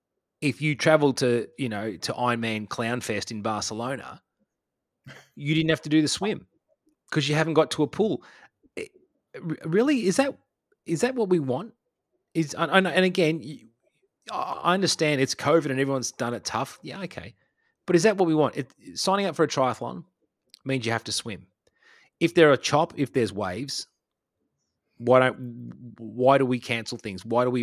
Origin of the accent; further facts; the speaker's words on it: Australia; I can just be the angry Australian down here.